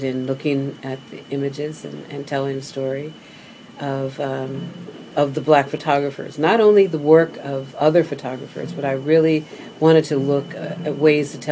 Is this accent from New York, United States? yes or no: no; Philadelphia, Pennsylvania, United States; I grew up in Philadelphia and studied photography in Philadelphia